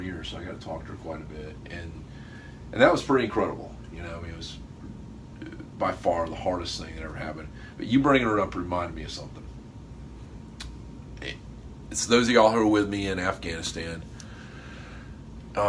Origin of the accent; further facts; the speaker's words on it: Niceville, Florida, United States; from down in a little place called Niceville.